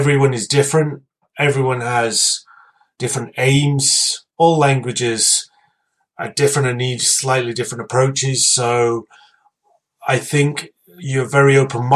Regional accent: Scotland, United Kingdom; here from Scotland

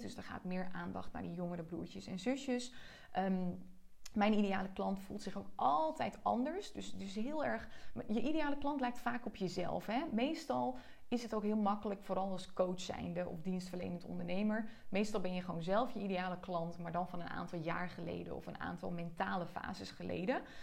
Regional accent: Joure, Friesland, Netherlands; moved away; Ik ben als enige uit Jouren gegaan

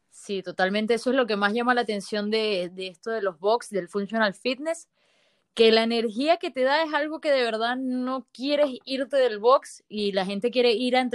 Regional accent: Venezuela; also born or lived in Lechería, Venezuela; now in La Serena, Chile; Nosotros somos venezolanos, eh, vivíamos en Lechería y ahora tenemos un año y medio viviendo acá en La Serena, en Chile

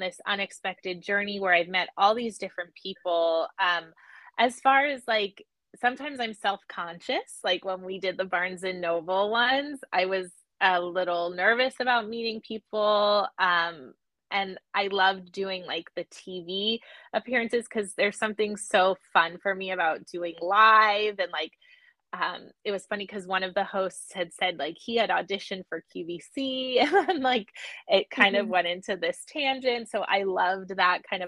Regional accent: Los Angeles, California, United States; moved away as an adult; also born or lived in Atlanta, Georgia; now in Lehigh Valley, United States; I'm from Los Angeles, born and bred. I'm from the Valley

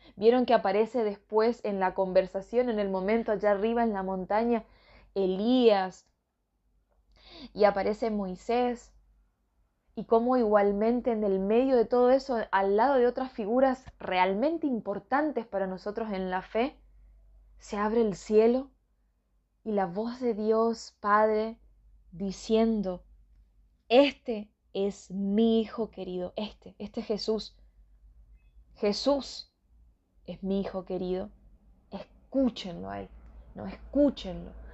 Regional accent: northern Argentina, Argentina; soy de Argentina, soy de la parte norte

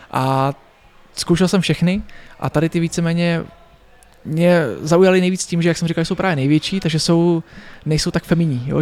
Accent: Pardubice, Pardubice Region, Czechia; v Pařimovi, odkud pocházím

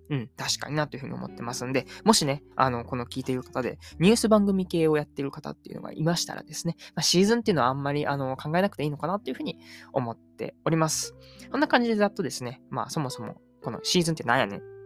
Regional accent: Uji, Kyoto, Japan; moved away as an adult; also born or lived in Kochi; now in Nagoya, Japan; 実家が京都の宇治なんで

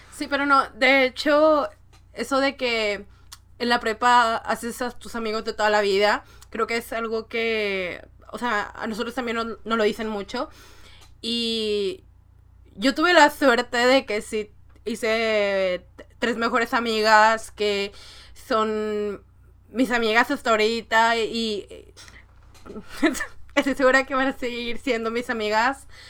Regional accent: northern Mexico, Mexico; como soy del norte de México, tengo mucha influencia de Estados Unidos.

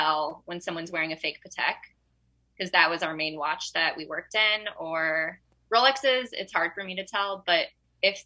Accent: the South, United States; I'm from the South

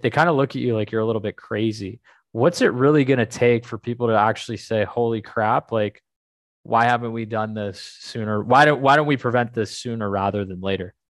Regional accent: Canada; I'm Canadian

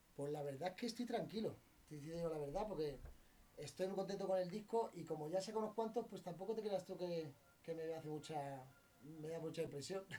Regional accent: Madrid, Community of Madrid, Spain; al final yo nací aquí

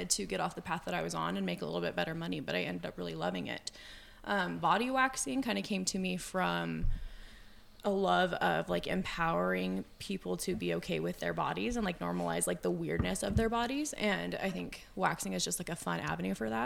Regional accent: Oakley, Idaho, United States; also born or lived in Burley, Idaho; I'm a body waxer in Burley, Idaho, and I grew up in Oakley, so little old hick town

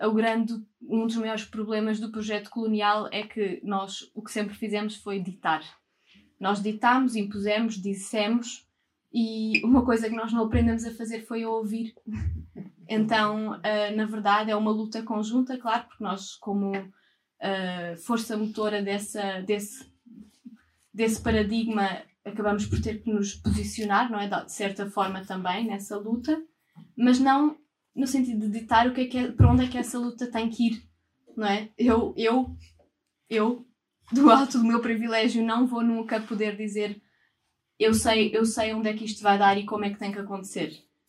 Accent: Portugal; sendo portuguesa, branca

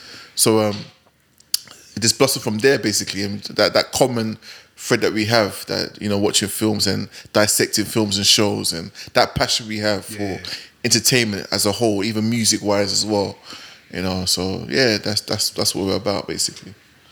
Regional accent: London, United Kingdom; I'm originally from West London, Queen's Park, you know what I mean? That's my neighbourhood and all that.

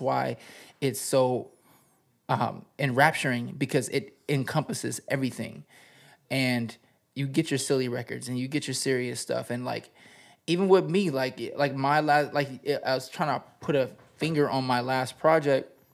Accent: the desert out in Cali, California, United States; also born or lived in Greece; now in Los Angeles, United States; I was born in Greece, and I was raised in the desert out in Cali

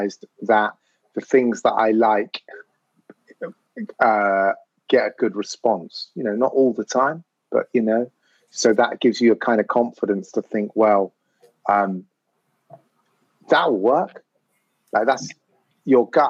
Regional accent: London, United Kingdom; growing up in North London as a mixed race kid

